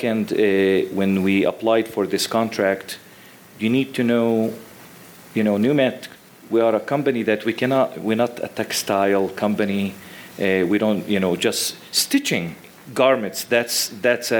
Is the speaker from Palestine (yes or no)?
yes; West Bank, Palestine; moved away as an adult; now in Illinois, United States; I was born and raised in the Middle East in West Bank, Palestine